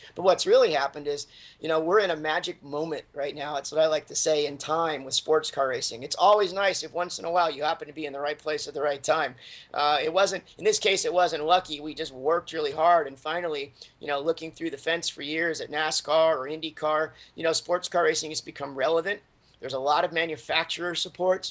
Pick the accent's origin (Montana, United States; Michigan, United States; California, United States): California, United States; Southern; moved away as an adult; I grew up in Southern California as a Southern California car culture kid